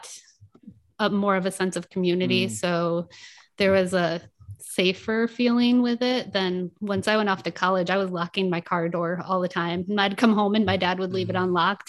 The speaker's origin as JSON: {"language": "English", "town": "Fremont", "region": "Michigan", "country": "United States", "tie": "born or raised there", "also_born_or_lived": "Grand Rapids, Michigan / Tennessee / Las Vegas", "moved": "as an adult", "lives_now": "Oregon, United States", "said": "I grew up in Michigan."}